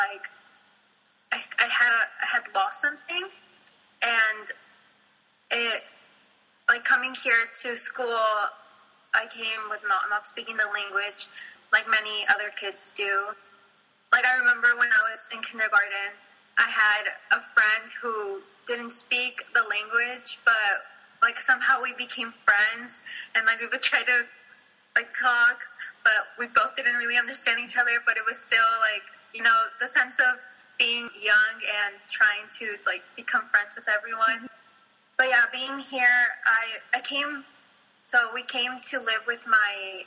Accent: Santa Barbara, California, United States; first language Spanish; English is a second language; also born or lived in Mexico City, Mexico; growing up in Santa Barbara, thankfully we grew up in mostly Latino neighborhoods and communities

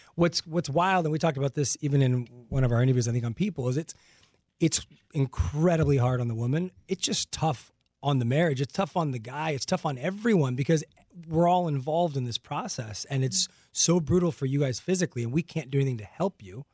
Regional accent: La Puente, California, United States; I grew up in La Puente here in oh. Los Angeles

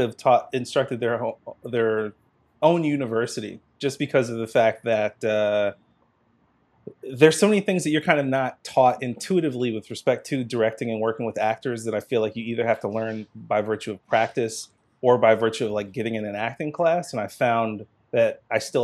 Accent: Beltsville, Maryland, United States; I'm from Beltsville, Maryland, which is a small town near College Park

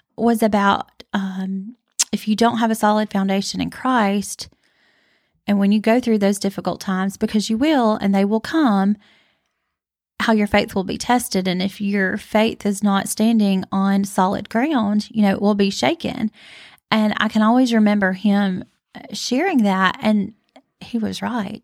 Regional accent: Northport, Alabama, United States; Northport, where we're from, and live

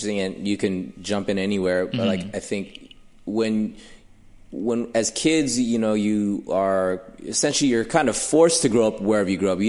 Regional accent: Los Angeles, California, United States; I grew up in the San Fernando Valley, which is not mm-hmm. too far from here. Pretty diverse.

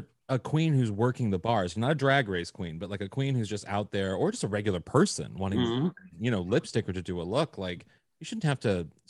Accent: Missouri, United States; I'm from Missouri.

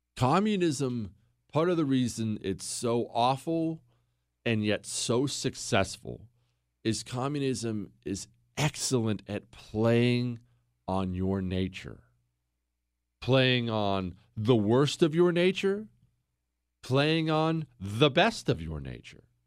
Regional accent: United States; I'm an American

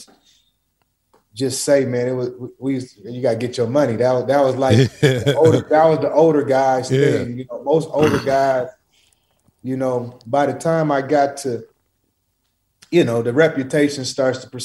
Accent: Portland, Oregon, United States; I'm not from Cali. I'm from Portland, Oregon.

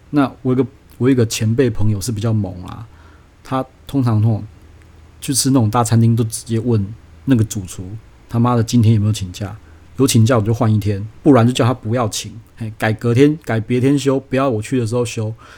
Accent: Taiwan; 我们就是土生，土生土长的台湾人

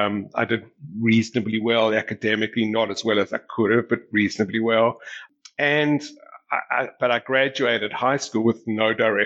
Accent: South Africa; As I mentioned, I grew up in South Africa. You know, South Africa in those days was a very conservative society, and I grew up in a very protected environment.

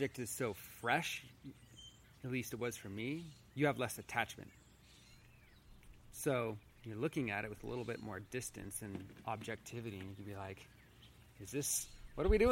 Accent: Santa Rosa, California, United States; I grew up in Santa Rosa

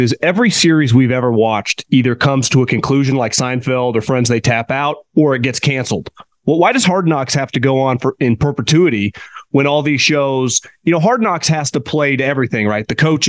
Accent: California, United States; Growing up in Northern California, you talk to anyone that played with Montana.

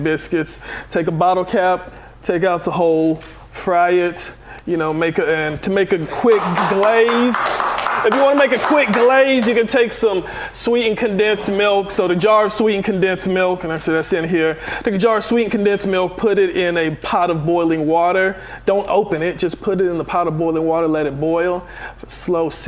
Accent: Marietta, Georgia, United States; I'm from Marietta

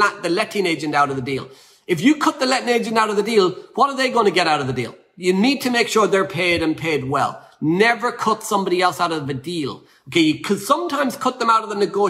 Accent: Ireland; I'm Irish.

